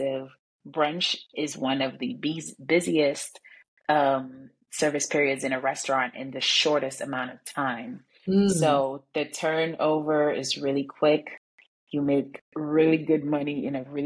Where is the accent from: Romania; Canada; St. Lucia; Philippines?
St. Lucia; moved away as an adult; now in New York, United States; I'm originally from St. Lucia. I moved to New York when I was 19.